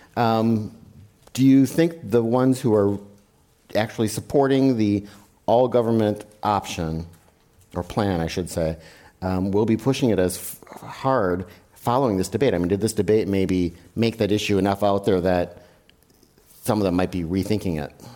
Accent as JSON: {"language": "English", "region": "Wisconsin", "country": "United States", "said": "I'm from Wisconsin"}